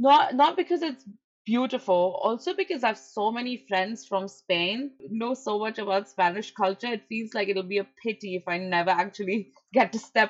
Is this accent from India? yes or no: yes; India; moved away; Being Indian, I have to get a visa for going to New York